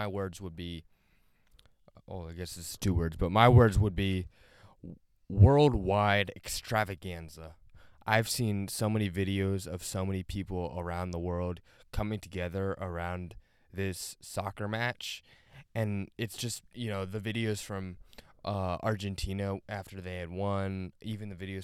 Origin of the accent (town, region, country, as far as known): United States